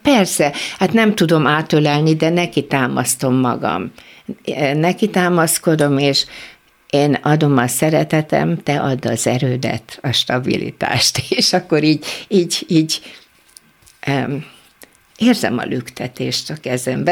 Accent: Budapest, Hungary; also born or lived in Kecskemét; akkor már Pesten voltunk

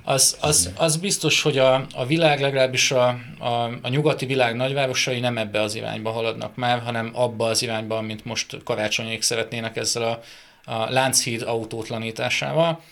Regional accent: Debrecen, Hajdú-Bihar, Hungary; debreceni vagyok

